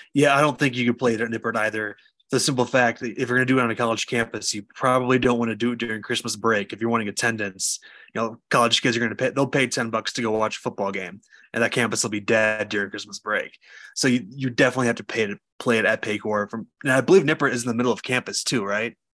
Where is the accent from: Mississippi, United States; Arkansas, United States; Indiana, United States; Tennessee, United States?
Indiana, United States; Notre Dame country; I grew up in Notre Dame country